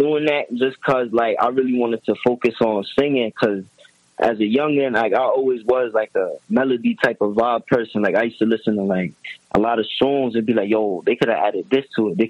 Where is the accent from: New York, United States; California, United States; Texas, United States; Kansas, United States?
New York, United States; Yonkers; moved away as an adult; also born or lived in Allentown, Pennsylvania, United States; I'm born and raised in Yonkers, though.